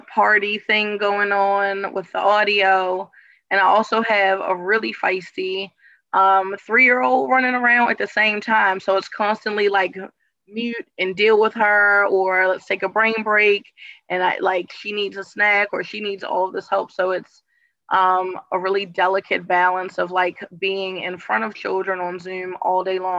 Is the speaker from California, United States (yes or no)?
no; Baltimore, Maryland, United States; I'm Baltimore born and raised